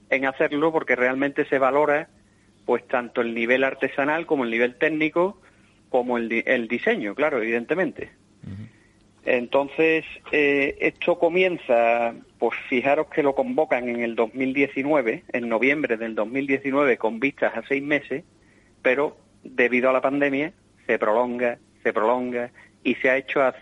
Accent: Andalusia, Spain; yo eso que decía Agustín del, guiño a mi tierra, ¿no?

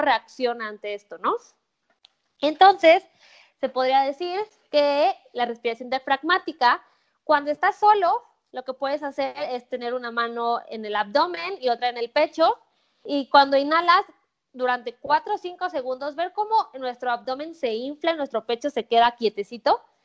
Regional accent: Mexico; soy mexicana

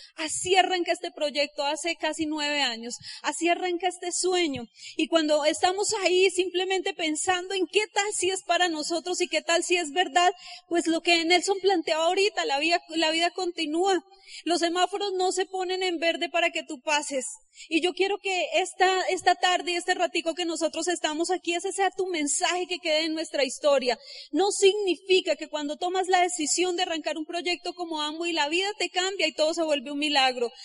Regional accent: Colombia; Yo salí de Ciudad Bolívar

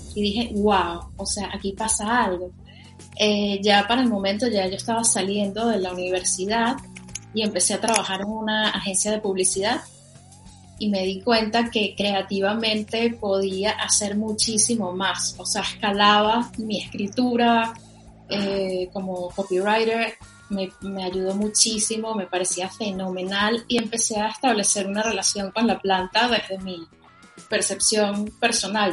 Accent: Caracas, Capital District, Venezuela; yo soy de Venezuela. Yo nací y crecí en Caracas

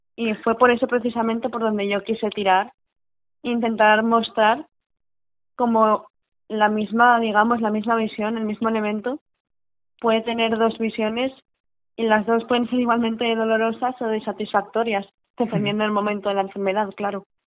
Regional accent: Valencian Community, Spain; sé que vengo de padre vasco, madre valenciana, que yo soy valenciana de pura entrega

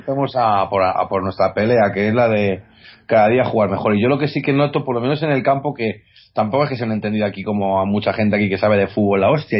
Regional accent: Guadalajara, Castilla-La Mancha, Spain; nosotros somos de Guadalajara, de aquí cerquita de Madrid

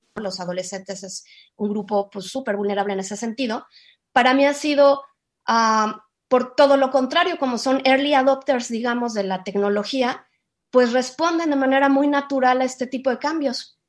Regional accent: Mexico; Yo estoy en México, yo soy mexicana

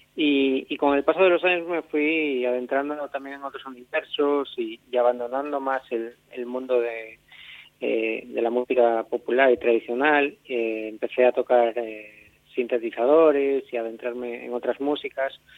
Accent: Catoira, Galicia, Spain; yo nací en Catoira eh, en el 90

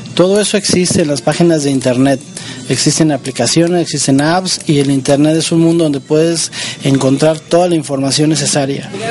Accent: Mexico; moved away; los mexicanos somos los mexicanos

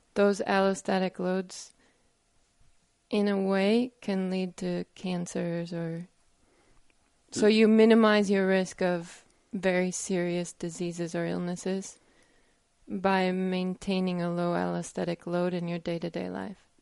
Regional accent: United States; I'm American

